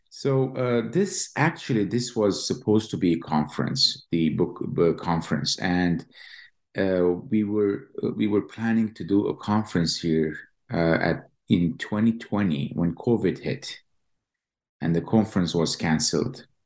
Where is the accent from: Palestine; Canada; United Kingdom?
Palestine; Jerusalem; moved away as an adult; now in Lincoln, United States; I was born and raised in East Jerusalem. Uh, graduated from the Hebrew University and came to Columbia, got my PhD, and then went to MIT for two years